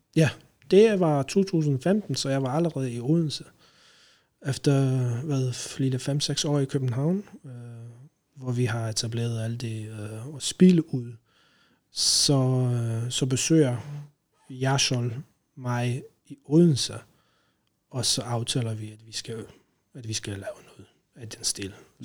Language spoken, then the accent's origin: Danish; Poland; Danish is a second language; moved away as an adult; now in Denmark; jeg kommer fra Polen, original. Øh, har været i Danmark siden øh, 2008